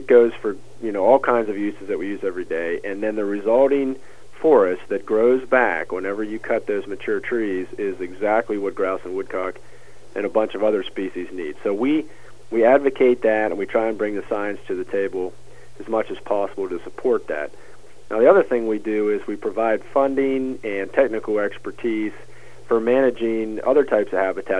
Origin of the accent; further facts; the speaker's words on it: Huntingdon, Pennsylvania, United States; also born or lived in Virginia / Florida / Michigan; I'm from central Pennsylvania. I grew up in Huntington